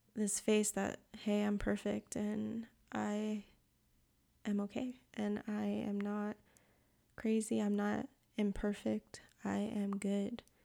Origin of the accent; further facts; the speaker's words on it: Puerto Rico; now in North Carolina, United States; I live in the mountains of North Carolina, but I'm from Puerto Rico